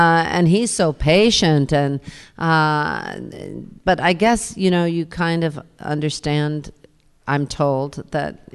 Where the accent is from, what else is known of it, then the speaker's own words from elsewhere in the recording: New York, United States; I was born in New York, and I raised my kids in New York, and I've been here forever, ever, ever